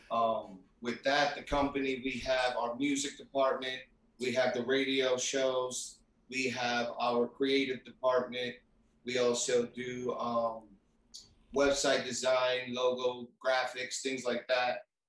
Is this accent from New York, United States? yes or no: yes; New York City, New York, United States; now in Florida, United States; I grew up in New York City, uh, raised in uh, raised in Brooklyn, grew up in Queens